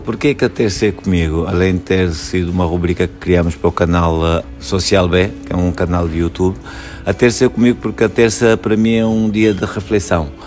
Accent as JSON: {"language": "Portuguese", "town": "Luanda", "region": "Luanda Province", "country": "Angola", "tie": "born or raised there", "said": "nasci em Angola, em Luanda"}